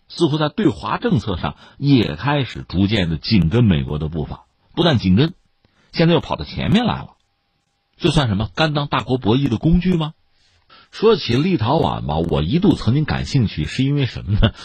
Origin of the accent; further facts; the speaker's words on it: China; 作为一个普通公众啊，中国人啊